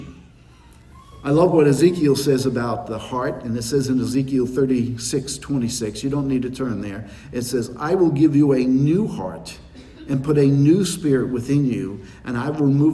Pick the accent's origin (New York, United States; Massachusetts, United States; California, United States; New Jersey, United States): New York, United States; New York City; I was born in New York City